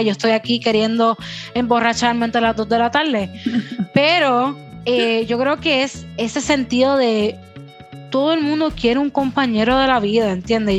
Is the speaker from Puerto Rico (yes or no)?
yes; Puerto Rico; first language Spanish; Yo soy bien boricua.